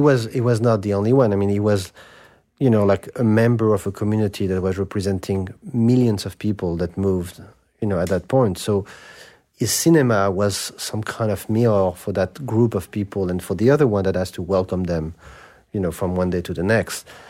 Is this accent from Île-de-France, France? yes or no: yes; Paris, Île-de-France, France; I grew up in Saint-Germain-des-Prés.